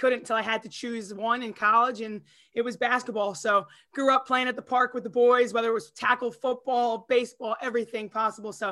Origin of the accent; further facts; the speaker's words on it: Long Island, New York, United States; I was from Long Island.